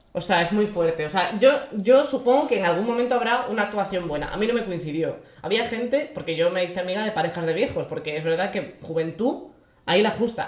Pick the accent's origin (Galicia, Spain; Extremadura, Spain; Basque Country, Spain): Galicia, Spain; siendo gallega